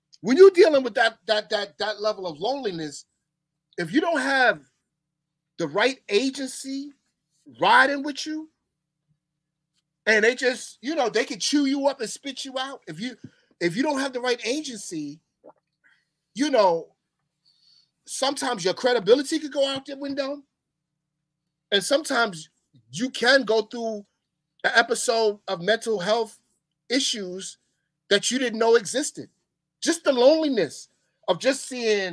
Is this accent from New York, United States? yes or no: yes; New York City, New York, United States; as a New Yorker